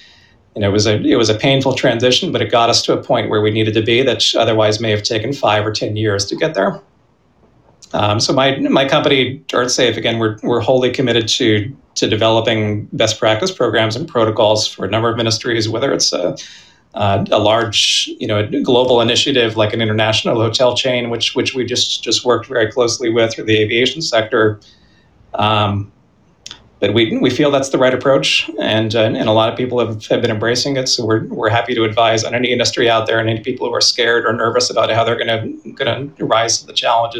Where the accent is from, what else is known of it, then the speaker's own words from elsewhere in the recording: Pennsylvania, United States; now in Boston, United States; I grew up in Pennsylvania